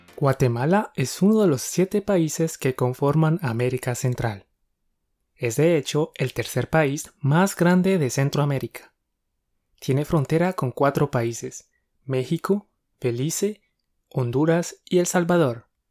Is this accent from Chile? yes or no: no; Colombia; Somos dos profes colombianos